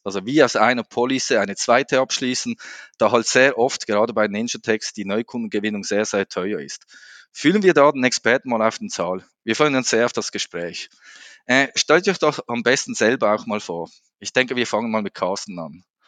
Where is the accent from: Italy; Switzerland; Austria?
Switzerland; Als Schweizer, ihr kennt das, wir sind da immer ein bisschen langsamer im Sprechen